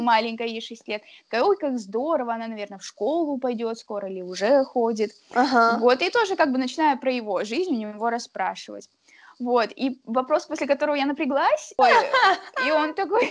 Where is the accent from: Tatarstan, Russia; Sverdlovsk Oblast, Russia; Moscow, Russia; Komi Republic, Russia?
Sverdlovsk Oblast, Russia; Yekaterinburg; now in Saint Petersburg, Russia; я из Екатеринбурга